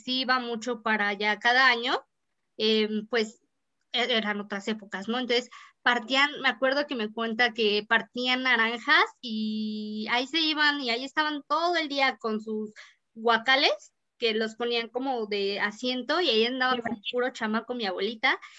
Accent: Mexico; nos hace sentir muy bien como mexicanos

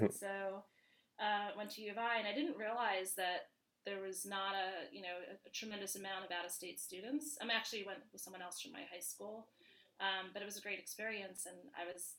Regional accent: New York, United States; accent: New York; moved away as an adult; now in Illinois, United States; I was born and raised in New York and ventured to the Midwest to go to school at U of I.

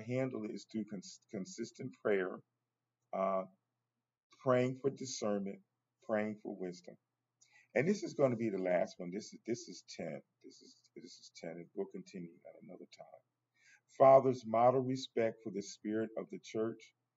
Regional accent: United States; I'm African American

